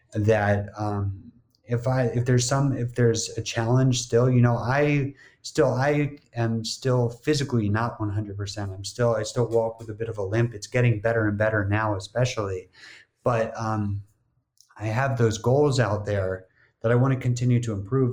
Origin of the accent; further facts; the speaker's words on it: New Jersey, United States; moved away as an adult; also born or lived in Miami; growing up in New Jersey, not having to deal with the same kind of humidity as a Miami summer